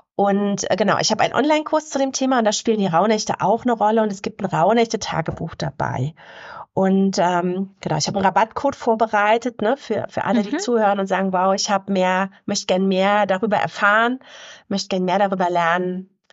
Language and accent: German; Havelland, Brandenburg, Germany; im Havelland, wo ich herkomme